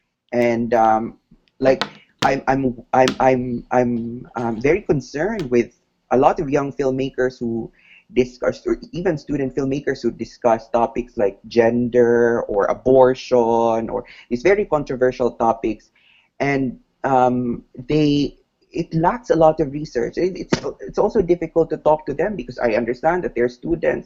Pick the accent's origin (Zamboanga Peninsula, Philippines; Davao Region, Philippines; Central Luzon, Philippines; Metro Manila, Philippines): Davao Region, Philippines; Nabunturan; my hometown in Abunturan